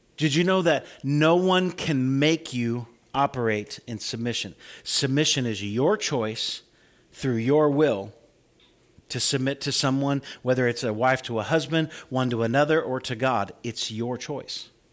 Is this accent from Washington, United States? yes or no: no; Farmer City, Illinois, United States; moved away; growing up in Farmer City